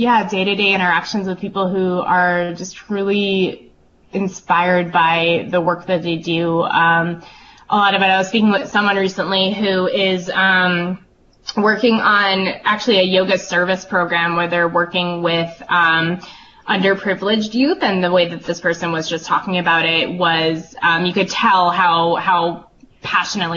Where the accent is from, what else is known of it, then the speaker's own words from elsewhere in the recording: North Andover, Massachusetts, United States; moved away as an adult; now in Vermont, United States; I was a kid growing up in Massachusetts